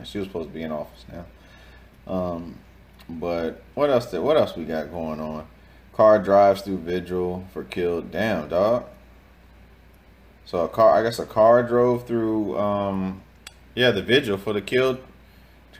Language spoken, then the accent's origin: English; Virginia, United States; moved away as an adult; now in South Florida, United States; me growing up in Virginia. Shout out to the 757